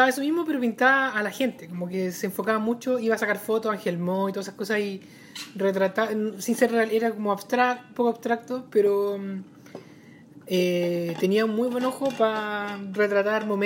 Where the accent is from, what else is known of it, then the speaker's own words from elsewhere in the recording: Puerto Montt, Los Lagos, Chile; moved away as an adult; viví en Puerto Montt hasta que me vine a la universidad.